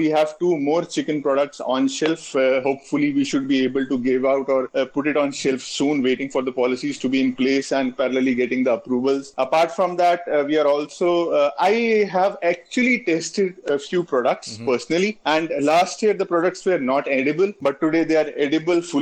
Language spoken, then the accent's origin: English; India; being an Indian